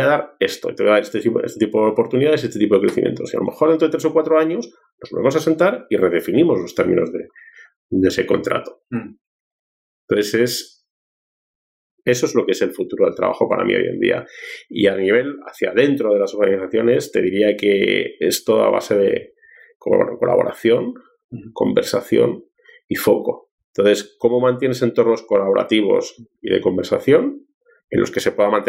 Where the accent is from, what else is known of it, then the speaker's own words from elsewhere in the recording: Peru; also born or lived in Spain; te digo como peruano y como español que soy, deberíamos dejar de ser tan envidiosos del éxito de los demás